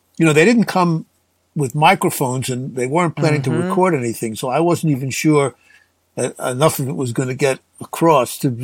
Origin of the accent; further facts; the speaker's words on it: Brooklyn, New York, United States; also born or lived in Manhattan, New York; as a kid growing up in Brooklyn